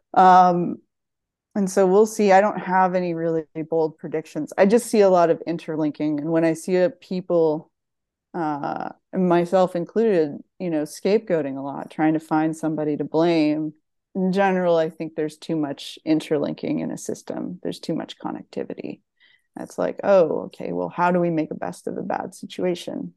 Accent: Nova Scotia, Canada; moved away as an adult; also born or lived in Ontario; now in California, United States; growing up in Nova Scotia

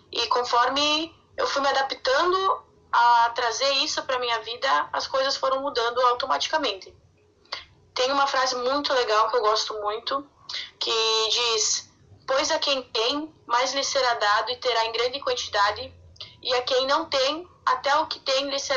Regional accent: Santa Catarina, Brazil; Uh, eu sou de Santa Catarina, numa cidade do interior.

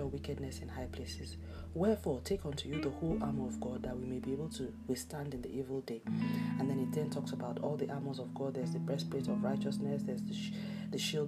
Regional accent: Nigeria; my home country, Nigeria

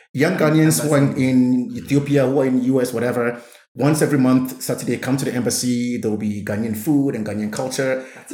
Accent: Namibia; You are from Benin, I'm from Namibia, but we're having the same story.

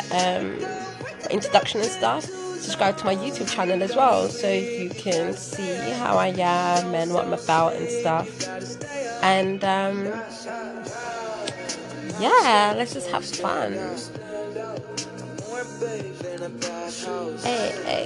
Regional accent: London, United Kingdom; I am from London town. I'm from England, so I'm from the capital

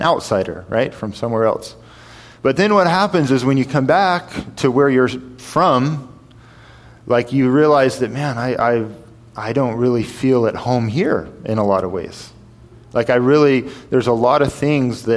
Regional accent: White River Junction, Vermont, United States; first language English; moved away as an adult; also born or lived in Jordan / Kyrgyzstan; I'm from White River Junction, Vermont. I left, and I never came back. I haven't lived in America since.

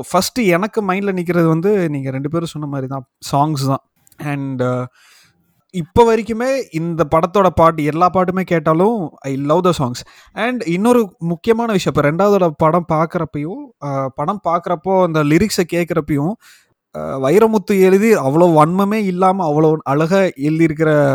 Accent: Palani, Tamil Nadu, India; பழனியில் பிறந்து வளர்ந்தேன்

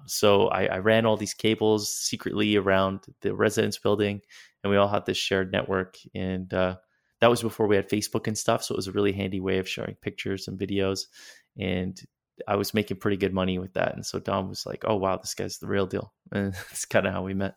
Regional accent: Yellowknife, Northwest Territories, Canada; also born or lived in Toronto / Calgary; now in Europe; I'm from Yellowknife

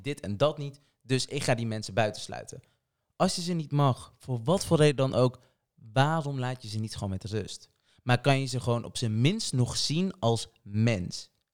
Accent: Portugal; now in Netherlands; Ik ben niet Nederlands, ben Portugees

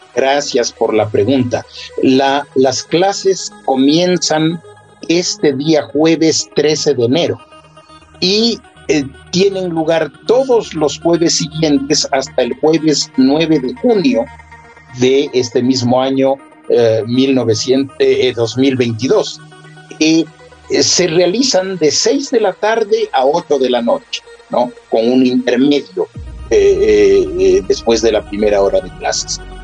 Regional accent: Ecuador; todos somos ecuatorianos

